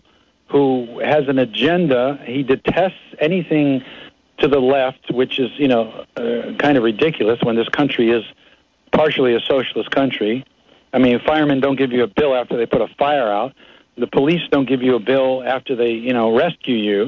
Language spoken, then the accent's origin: English; United States; as an American